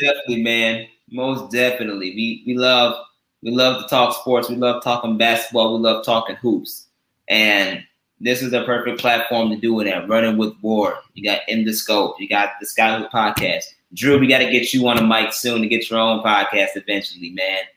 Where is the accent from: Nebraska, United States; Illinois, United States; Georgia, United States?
Illinois, United States; Oswego; I'm from Oswego